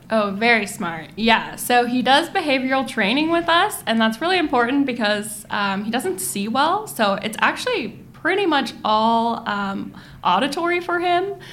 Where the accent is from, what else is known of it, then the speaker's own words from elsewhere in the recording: Monterey, California, United States; I grew up sort of in the Monterey uh, area